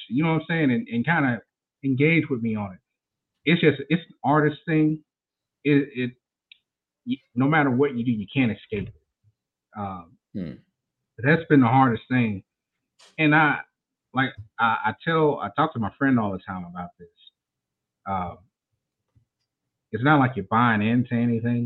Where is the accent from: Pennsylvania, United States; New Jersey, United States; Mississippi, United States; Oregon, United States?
Mississippi, United States; I'm from Mississippi, y'all, so I may talk a little different.